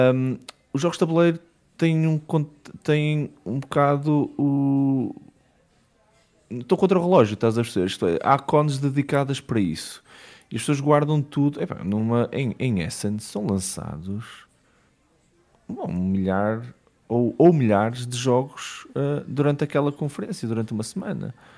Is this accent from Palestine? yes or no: no; Matosinhos, Norte, Portugal; moved away as an adult; also born or lived in London, United Kingdom; eu sou de Matozinhos